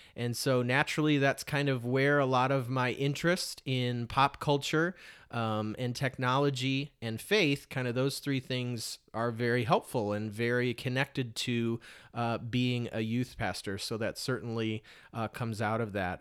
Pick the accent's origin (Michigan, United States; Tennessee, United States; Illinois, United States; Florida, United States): Michigan, United States; Detroit; moved away as an adult; also born or lived in Portland, Oregon; somebody growing up in Metro Detroit and then moving to a place like Portland, Oregon.